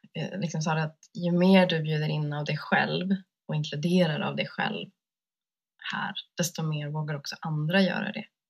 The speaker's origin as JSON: {"language": "Swedish", "country": "Sweden", "tie": "born or raised there", "said": "jag har vuxit upp här liksom, i Sverige och som vit kvinna"}